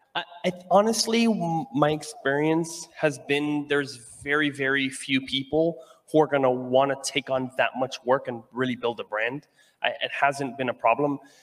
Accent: Venezuela; moved away; I'm from Venezuela and I wanted to give jobs and hire people out there

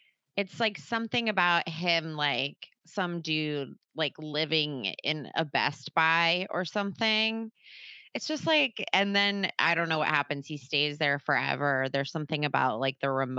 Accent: New Jersey, United States; now in Los Angeles, United States; I'm from New Jersey

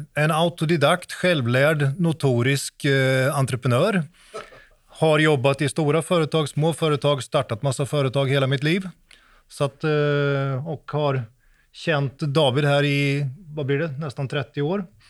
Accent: Sweden; now in Norway; jag är svensk, men jag bor i Norge

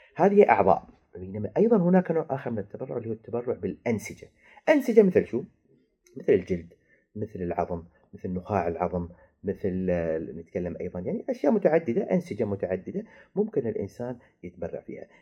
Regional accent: United Arab Emirates; عندنا في الامارات

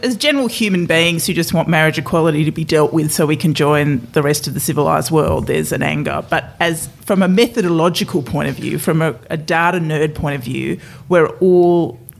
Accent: Adelaide, South Australia, Australia; also born or lived in England; I am from Adelaide, but what's more complicated is I was born in England.

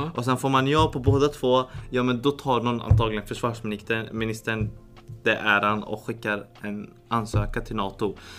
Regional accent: Syria; now in Sweden; mitt hemland

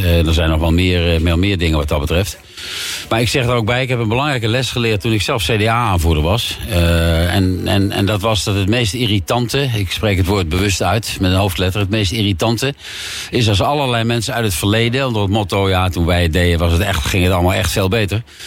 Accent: The Hague, South Holland, Netherlands

